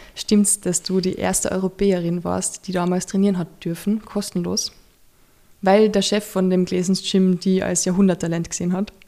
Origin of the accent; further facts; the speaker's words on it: Carinthia, Austria; now in Vienna, Austria; bei uns im Dorf. Und bei uns in Kärnten